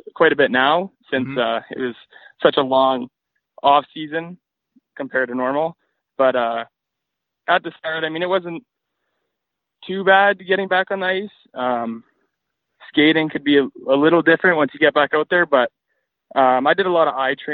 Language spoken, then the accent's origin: English; Grande Prairie, Alberta, Canada; also born or lived in Calgary; I was born and raised in Grand Prairie, and I moved to Calgary in 2016